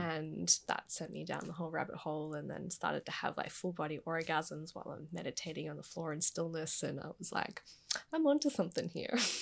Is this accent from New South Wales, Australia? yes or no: no; Gold Coast, Queensland, Australia; I was born and raised on the Gold Coast